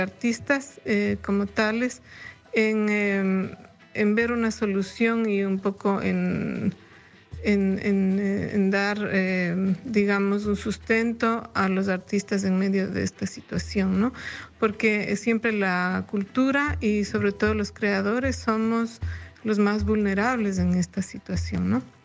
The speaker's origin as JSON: {"language": "Spanish", "town": "Ibarra", "region": "Imbabura", "country": "Ecuador", "tie": "born or raised there", "moved": "yes", "lives_now": "Leipzig, Germany", "said": "mi ciudad natal en relación al el quehacer cultural que cada uno de nosotros como ecuatorianos en otras partes del mundo, en especial como ibarreños"}